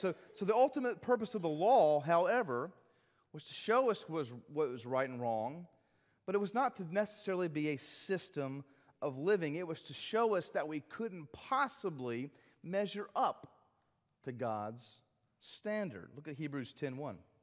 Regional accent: South Carolina, United States; I'm South Carolinian

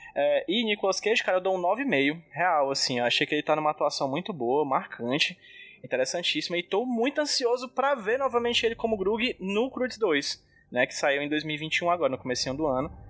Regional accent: Brazil; eu sou brasileiro

